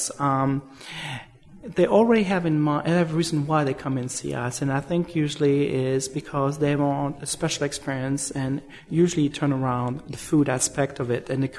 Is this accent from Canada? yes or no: no; Switzerland; moved away as an adult; now in New York, United States; originally I'm from Switzerland and did a hotel school in Switzerland. Came to the States in 1986.